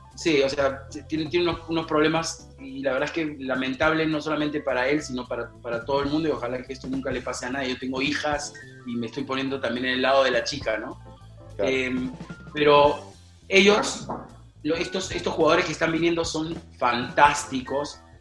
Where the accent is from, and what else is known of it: Peru